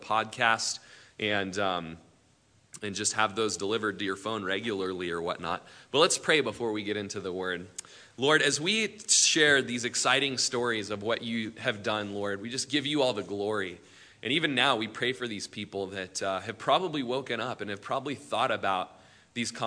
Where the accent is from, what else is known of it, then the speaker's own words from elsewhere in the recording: Prineville, Oregon, United States; we grew up in Prineville